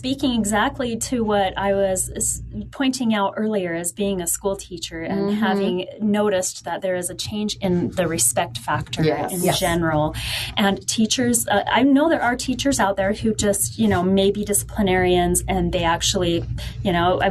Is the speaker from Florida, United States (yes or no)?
no; Northern Utah, United States; I had moved to Southern Utah from California. And I said, no, what made you think that? I'm just from Northern Utah. And she said, well, you pronounce the T's.